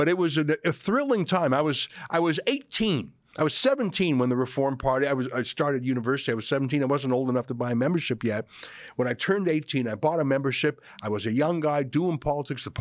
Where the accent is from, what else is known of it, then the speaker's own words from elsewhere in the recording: Calgary, Alberta, Canada; I grew up in Calgary